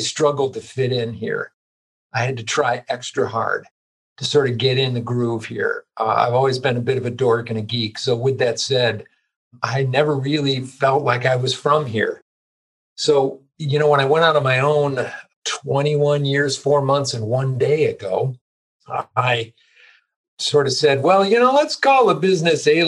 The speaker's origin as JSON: {"language": "English", "town": "Chicago", "region": "Illinois", "country": "United States", "tie": "born or raised there", "also_born_or_lived": "East Coast / Boulder, Colorado", "moved": "yes", "said": "I basically grew up in the Chicago suburbs, born on the East Coast, but got dragged here when I was relatively young and grew up in the Chicago suburbs"}